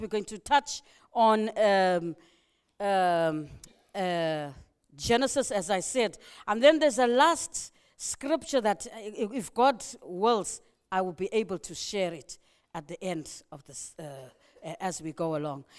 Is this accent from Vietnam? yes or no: no; Zimbabwe; moved away; I love my country, you know. I'm from Zimbabwe